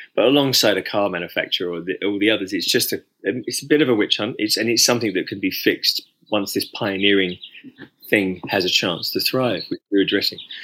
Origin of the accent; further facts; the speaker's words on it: United Kingdom; as a British man